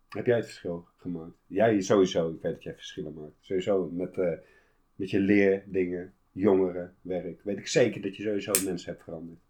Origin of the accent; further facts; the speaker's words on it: Utrecht, Netherlands; ik kom uit Utrecht